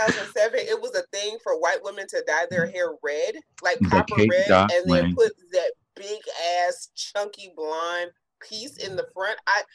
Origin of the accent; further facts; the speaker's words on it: Columbus, Ohio, United States; I'm from Columbus, and that's a very Columbus thing.